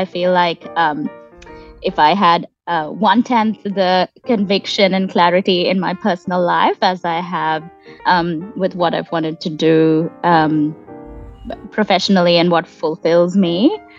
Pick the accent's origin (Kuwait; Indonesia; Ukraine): Kuwait; I was born and raised in Kuwait um, just before the Gulf War, um, and where my parents were working as immigrants